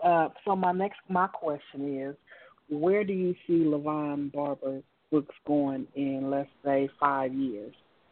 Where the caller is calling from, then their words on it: California, United States; I'm calling from California.